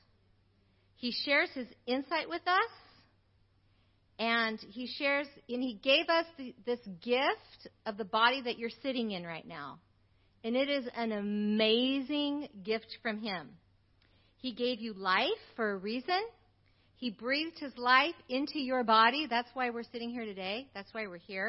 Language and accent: English; United States; I grew up in America